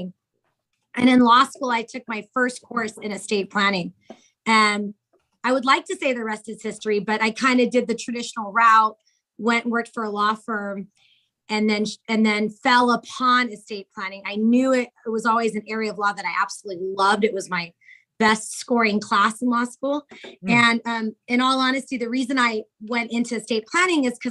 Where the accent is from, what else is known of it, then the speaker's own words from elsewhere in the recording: New York City, New York, United States; also born or lived in Santa Barbara, California; now in Orange County, United States; I was born in Bronx, New York.